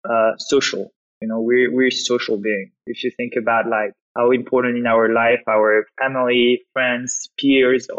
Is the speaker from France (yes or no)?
yes; France; accent: French; English is a second language; as you can probably hear from my accent, I'm French. I grew up in France, went to study in France